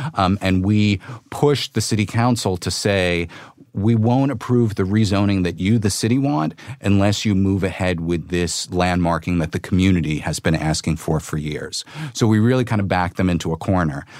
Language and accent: English; New York City, New York, United States; I grew up in the Bronx